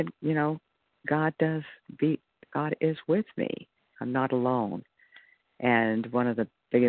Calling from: California, United States; from California.

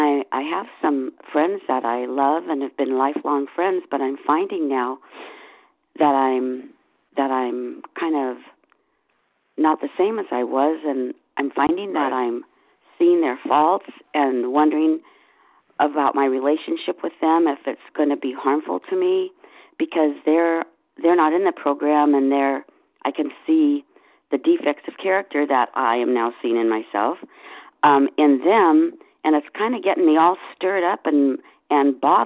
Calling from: Seattle, Washington, United States; from Seattle.

